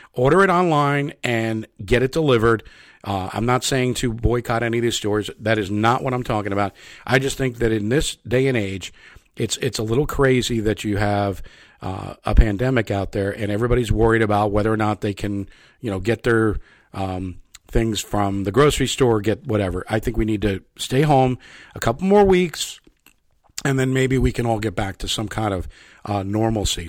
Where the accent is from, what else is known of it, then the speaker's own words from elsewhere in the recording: United States; moved away; also born or lived in New York; I, I am from New Jersey and New York originally